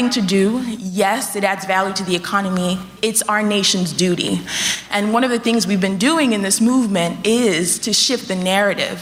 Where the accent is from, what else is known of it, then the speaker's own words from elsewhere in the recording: Nigeria; now in United States; I grew up in Nigeria